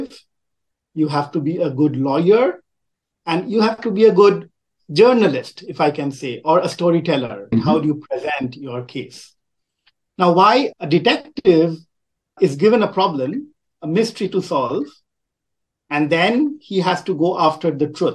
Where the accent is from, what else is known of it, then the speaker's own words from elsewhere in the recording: Kolkata, West Bengal, India; moved away as an adult; also born or lived in Riverside, California, United States; I grew up in a very densely populated Indian city called Calcutta, now called Kolkata. So I'm from India, but I've lived in three continents